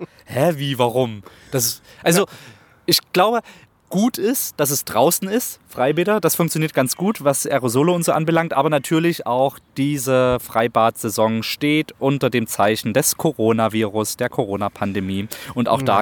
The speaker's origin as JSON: {"language": "German", "town": "Plauen", "region": "Saxony", "country": "Germany", "tie": "born or raised there", "moved": "yes", "lives_now": "Leipzig, Germany", "said": "meine Heimatstadt Plauen"}